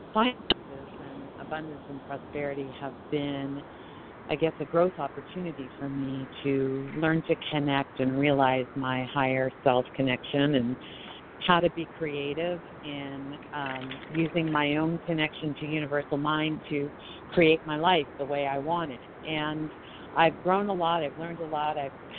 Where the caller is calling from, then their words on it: Colorado, United States; calling from Colorado.